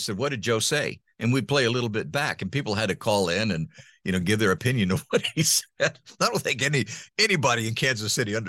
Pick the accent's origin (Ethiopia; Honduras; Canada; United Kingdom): Honduras; also born or lived in United States; You know, it was, I grew up in Honduras in Central America. My parents were missionaries, and they went to the mission field when I was 10 months old.